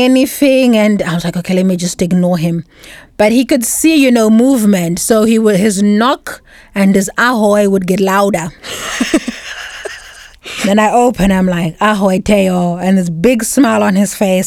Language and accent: English; Zimbabwe; moved away as an adult; also born or lived in South Africa; now in Bratislava, Slovakia; I'm a foreigner. I'm not South African. I'm Zimbabwean.